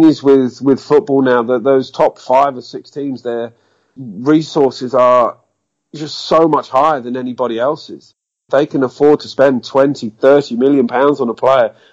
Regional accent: United Kingdom; being British

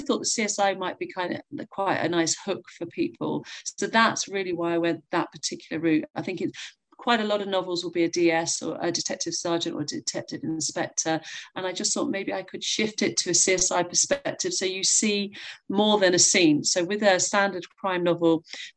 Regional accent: North Devon, South West England, United Kingdom; I'm from North Devon and I live here now

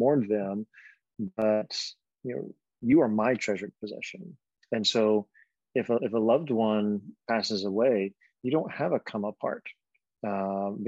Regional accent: Alabama, United States; now in Philadelphia, United States; I'm from Alabama, but I'm in Philadelphia.

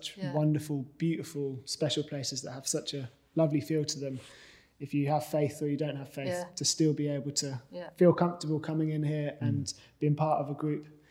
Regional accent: Calstock, South West England, United Kingdom; moved away as an adult; I'm from Kelstock originally

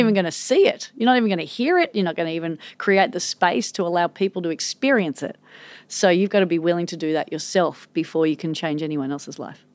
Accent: Manly, New South Wales, Australia; growing up in Manly

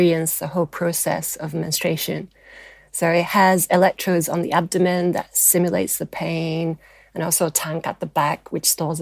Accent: Japan; I'm half British and half Japanese

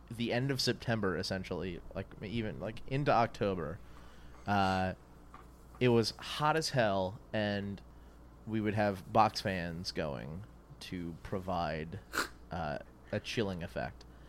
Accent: New Orleans, Louisiana, United States; moved away; where I grew up in New Orleans

